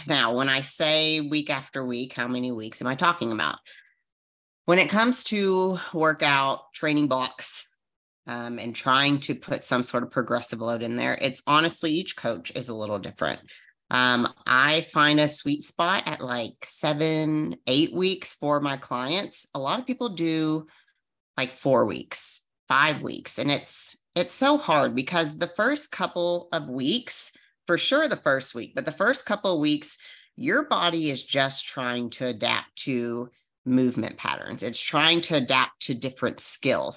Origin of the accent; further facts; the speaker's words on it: Arizona, United States; I'm from Arizona